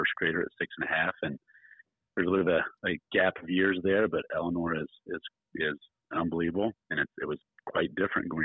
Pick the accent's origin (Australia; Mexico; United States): United States; Decatur County, Indiana; also born or lived in Batesville, Indiana; I married a Batesville girl, Jenny, and I grew up a county over. So I grew up in Decatur County